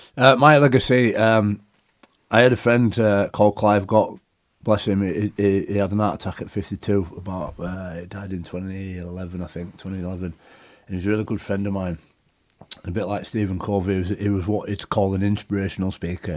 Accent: Leeds, Yorkshire and the Humber, United Kingdom; the club that I grew up playing for, supporting. You know, my hometown club

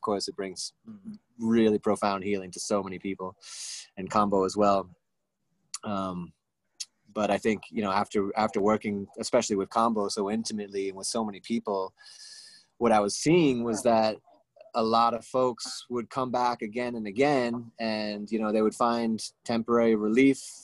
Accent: Rhode Island, United States; I came back to Rhode Island, and that's when I met you and met a lot of really beautiful people uh, in, in New England, in my hometown

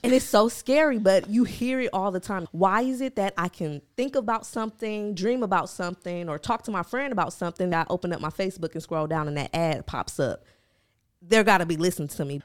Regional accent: Milwaukee, Wisconsin, United States; I'm from Milwaukee, so that's, like, an hour outside of Chicago

